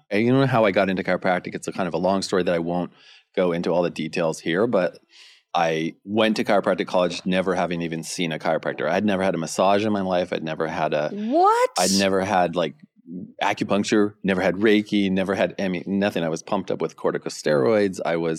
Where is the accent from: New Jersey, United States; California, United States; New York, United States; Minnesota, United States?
California, United States; I grew up in Northern California, skating, surfboard, surfing, skateboarding, and doing sports and stuff.